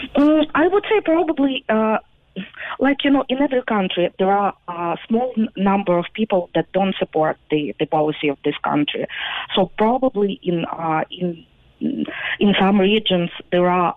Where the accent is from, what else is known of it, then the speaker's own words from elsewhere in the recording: Ukraine; moved away as an adult; now in Youghal, Ireland; I am from Ukraine